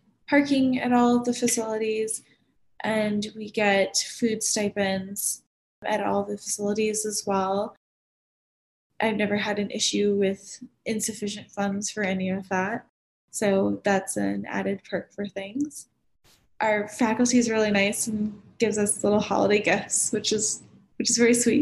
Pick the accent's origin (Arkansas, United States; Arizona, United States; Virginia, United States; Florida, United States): Florida, United States; Miami; moved away as an adult; now in Denver, United States; I come from Miami